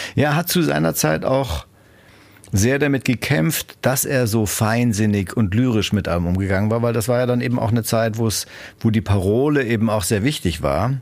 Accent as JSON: {"language": "German", "country": "Germany", "said": "als Deutsche, Europäer"}